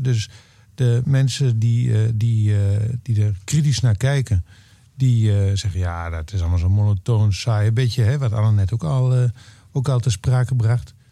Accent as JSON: {"language": "Dutch", "region": "eastern Netherlands", "country": "Netherlands", "moved": "yes", "said": "in het oosten van Nederland, waar ik vandaan kom"}